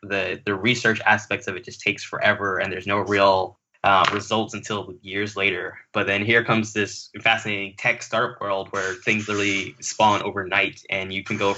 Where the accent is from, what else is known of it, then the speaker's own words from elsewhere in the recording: West Palm Beach, Florida, United States; also born or lived in Kingston, Jamaica; I grew up in South Florida in the West Palm Beach area.